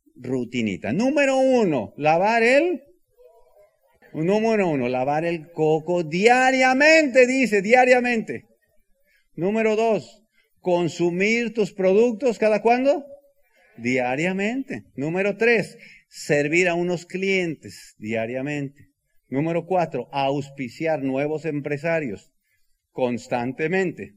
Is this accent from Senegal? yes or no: no; Bajío, Mexico; soy del Bajío